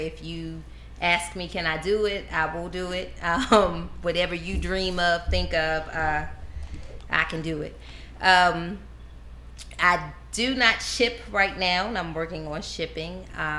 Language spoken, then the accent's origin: English; Baltimore, Maryland, United States